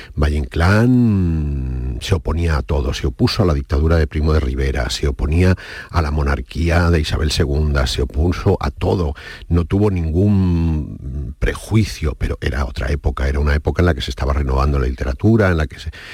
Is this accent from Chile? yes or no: no; Casablanca, Casablanca-Settat, Morocco; moved away as an adult; also born or lived in Seville, Spain; now in Spain; Yo cuando llegué de, Marruecos, de Casablanca, a la primera ciudad que fui, fui a Sevilla a estudiar Bellas Artes